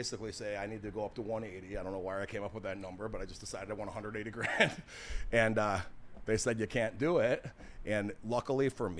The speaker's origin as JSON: {"language": "English", "town": "Schaumburg", "region": "Illinois", "country": "United States", "tie": "born or raised there", "said": "I grew up in Schaumburg, Illinois"}